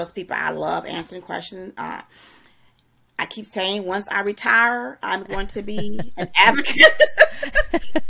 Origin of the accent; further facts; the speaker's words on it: the South, United States; we're from the South